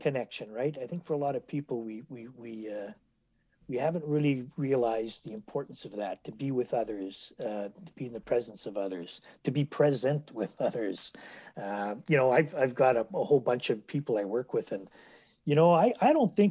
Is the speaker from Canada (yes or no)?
yes; Winnipeg, Manitoba, Canada; also born or lived in Port Moody, British Columbia / Ottawa; I'm born and raised in Winnipeg here.